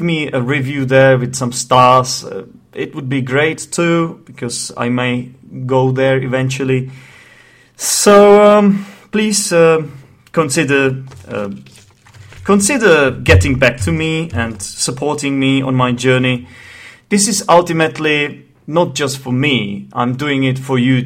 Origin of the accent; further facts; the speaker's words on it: Czechia; accent: Czech; English is a second language; the Czech Republic, which is the country I am from. Yes, that's right, I'm Czech, in case you haven't noticed my accent.